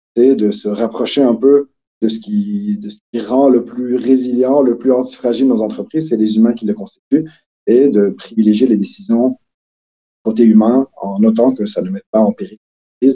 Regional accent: Quebec, Canada; accent: Québécois; moved away as an adult; now in Switzerland; ça a déjà paru dans mon accent, mais je suis plutôt québécois

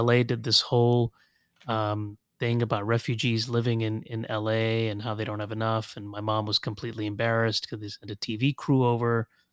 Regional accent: Los Angeles, California, United States; also born or lived in Kuwait; now in Washington, D.C., United States; I grew up in Los Angeles, went to U C L

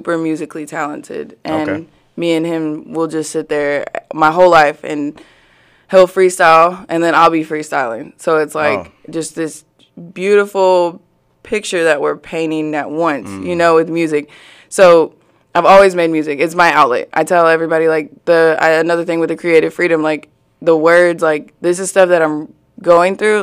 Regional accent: Springdale, Arkansas, United States; also born or lived in Plano, Texas / Fayetteville, Arkansas; I was born in Plano, Texas, but my parents moved to Springdale whenever I was 5.

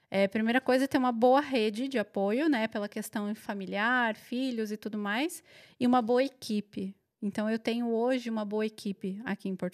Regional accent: Curitiba, Paraná, Brazil

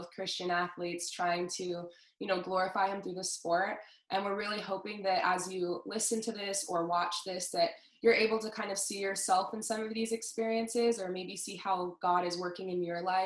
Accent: Southern California, United States; I was born and raised in Southern California

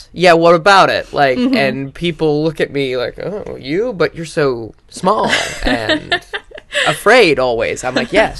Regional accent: South Dakota, United States; moved away; also born or lived in Minnesota; I was born in Minnesota and raised in South Dakota

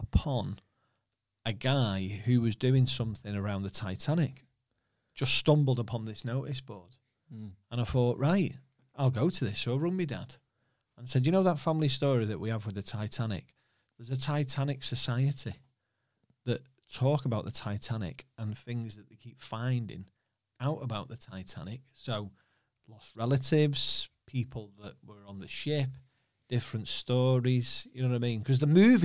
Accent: Warrington, North West England, United Kingdom; also born or lived in Liverpool (family) / Chester; I'm from Warrington. But all my mum and dad's family are from Liverpool.

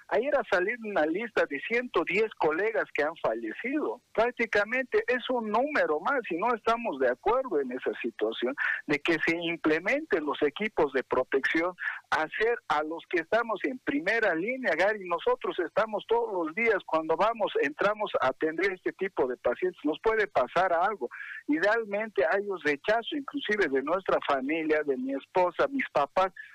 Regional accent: Bolivia; somos bolivianos

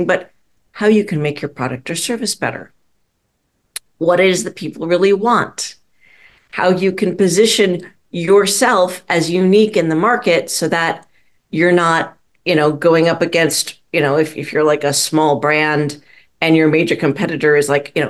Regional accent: Minneapolis, Minnesota, United States; also born or lived in St. Louis, Missouri; I was raised primarily in Minneapolis, Minnesota. We moved there when I was about six.

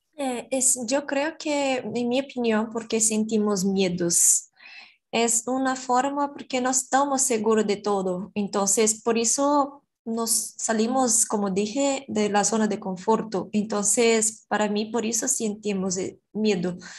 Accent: Brazil; Spanish is a second language; yo soy brasileña, yo estudio español

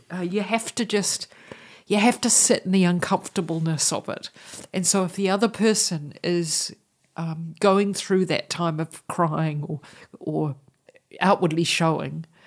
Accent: New Zealand; moved away as an adult; for me as a New Zealander to have a bicultural heritage

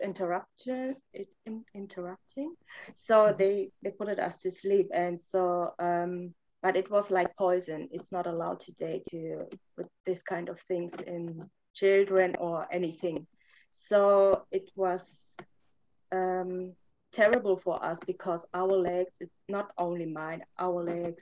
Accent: Germany; English is a second language; also born or lived in Romania / Reading, United States; I was born in Romania and I grew up in Romania I was born in 88, so you can count how old I am. And I moved when I was 7.5 to Germany.

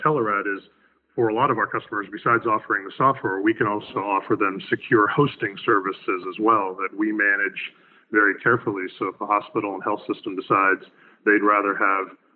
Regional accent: Raleigh, North Carolina, United States; my hometown of Raleigh, North Carolina

